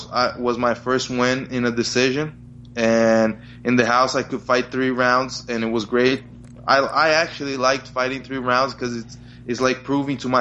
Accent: Brazil; also born or lived in New Jersey, United States; So I was born in New Jersey. I lived there until I was 6 years old, and then my parents got divorced, so I went back with my mother to Brazil

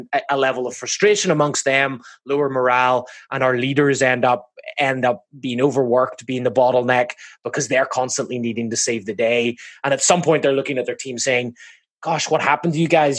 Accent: Belfast, Northern Ireland, United Kingdom; moved away as an adult; also born or lived in Massachusetts, United States; now in Laguna Beach, United States; I'm from Belfast up in the north.

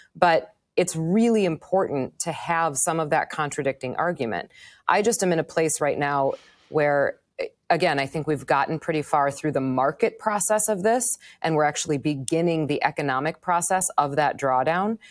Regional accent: Wisconsin, United States; moved away as an adult; also born or lived in Manhattan; now in New York, United States; I grew up in Wisconsin. I lived in Wisconsin until I was thirty-two years old.

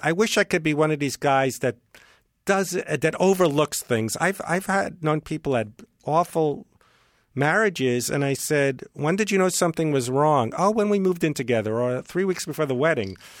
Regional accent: New York, United States; moved away; I'm from New York

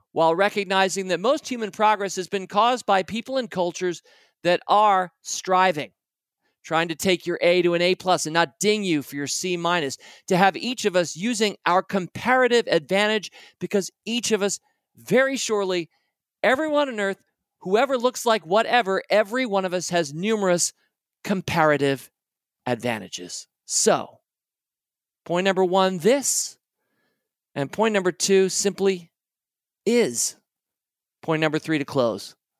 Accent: United States; my experience of being an American

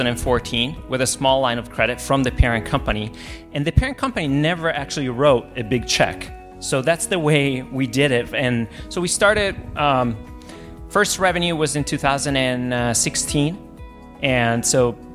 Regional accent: Italy; now in United States; I'm originally from Italy

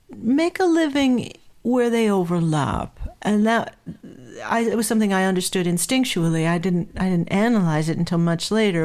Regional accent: Southern California, United States; I grew up in Southern California

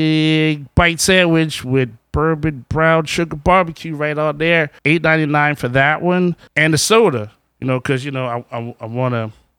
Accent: New Orleans, Louisiana, United States; we are from New Orleans

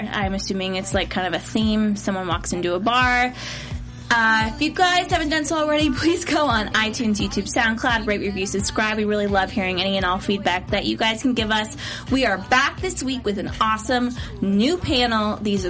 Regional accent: Ohio, United States; and I'm from Ohio

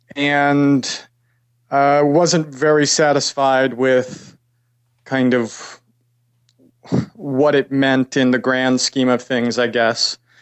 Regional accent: New York City, New York, United States; also born or lived in Pasadena, California; I'm from New York originally.

